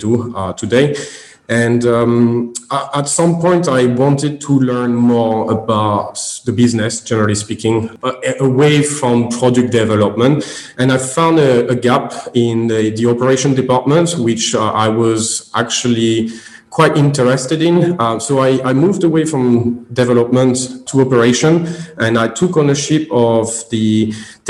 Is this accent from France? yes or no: yes; French Caribbean, French Antilles, France; English is a second language; moved away as an adult; now in United Kingdom; obviously I'm French. I came from Caribbean actually, and I studied in France